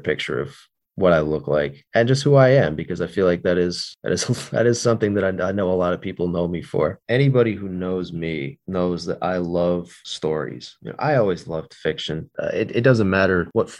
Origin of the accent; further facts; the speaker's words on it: United States; also born or lived in Northeast United States; I'm from the United States of America. I live in the Northeast.